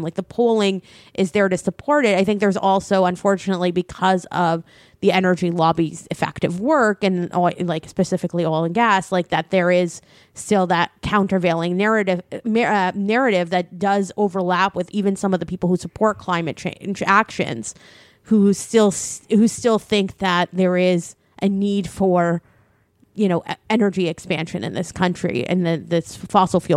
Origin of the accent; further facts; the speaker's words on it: Windsor, Ontario, Canada; I grew up in Windsor, Ontario